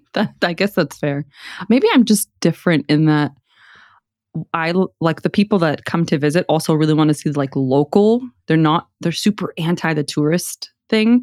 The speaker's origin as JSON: {"language": "English", "town": "Houston", "region": "Texas", "country": "United States", "tie": "born or raised there", "said": "I grew up on Harwin"}